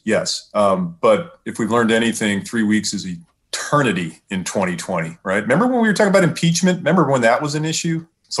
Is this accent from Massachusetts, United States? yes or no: no; California, United States; I'm from California. I remember Phoenix, going to Phoenix when I was a kid.